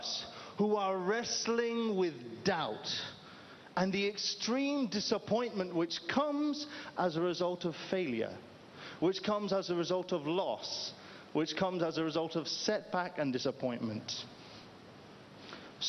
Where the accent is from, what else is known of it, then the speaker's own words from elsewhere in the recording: United Kingdom; moved away; I'm originally from the United Kingdom